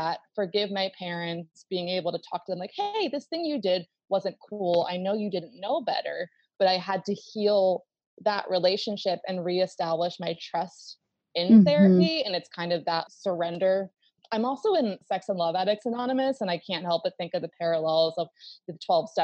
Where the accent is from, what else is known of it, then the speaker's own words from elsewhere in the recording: Baltimore, Maryland, United States; I grew up in Baltimore